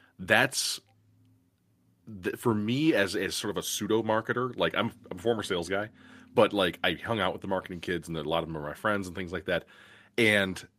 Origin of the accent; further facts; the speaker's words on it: Milwaukee, Wisconsin, United States; in my hometown, we have a delightful library. There's great ones all over the Milwaukee metro area